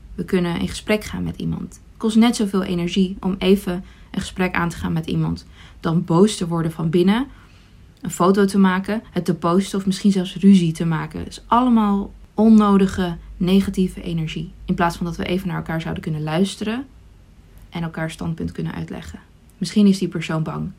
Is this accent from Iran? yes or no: yes; Iran; now in Netherlands; geboren in Iran